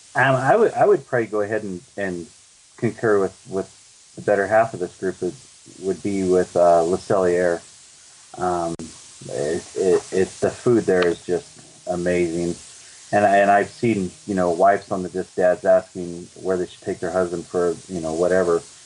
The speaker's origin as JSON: {"language": "English", "region": "Colorado", "country": "United States", "said": "we're from Colorado"}